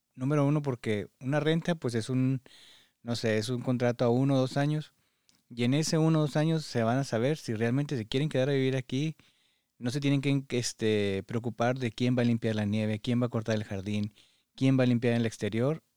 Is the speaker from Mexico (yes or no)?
yes; Mexico; now in United States; como mexicanos nos gusta hacernos a la idea